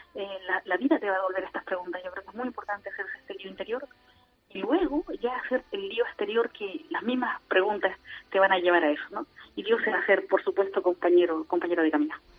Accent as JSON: {"language": "Spanish", "country": "Chile", "also_born_or_lived": "Argentina / Rome", "said": "chilena, no le digo, es mi único defecto"}